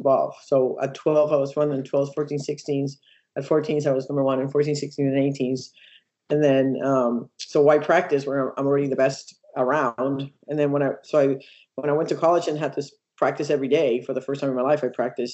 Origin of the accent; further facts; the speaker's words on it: Puerto Rico; moved away; I grew up in Puerto Rico